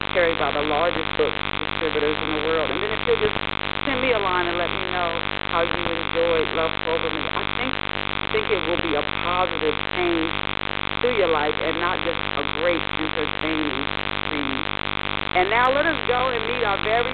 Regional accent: Ohio, United States; I was born in Ohio

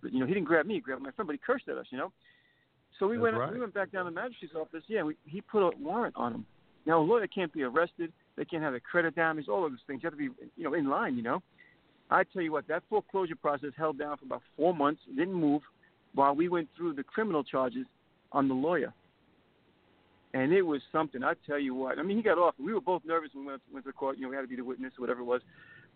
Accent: New York City, New York, United States; I'm Italian-American. I watched my father take a beating growing up in New York City

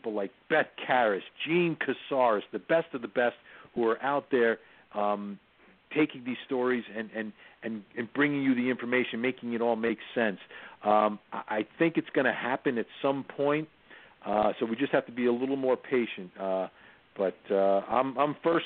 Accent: New Jersey, United States; now in Atlanta, United States; I grew up in New Jersey, the home of the Giants and Jets

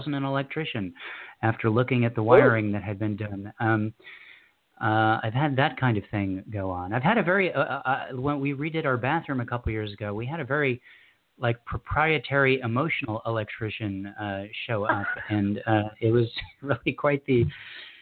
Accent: Southern California, United States; I came from South Cal.

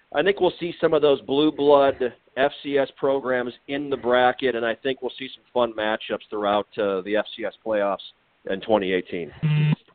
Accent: Mitchell, South Dakota, United States; I'm from Mitchell, South Dakota

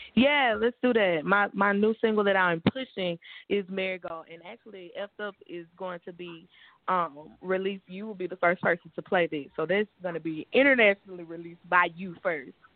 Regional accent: Shreveport, Louisiana, United States; my hometown, I'm born and raised in Shreveport. We're northwest Louisiana

